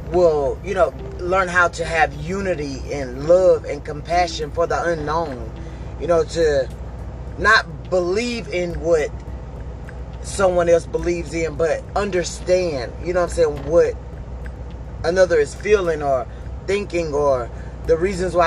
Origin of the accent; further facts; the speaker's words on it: Hattiesburg, Mississippi, United States; now in Texas, United States; I'm from Hattiesburg, Mississippi. I live in Rocheron, Texas currently.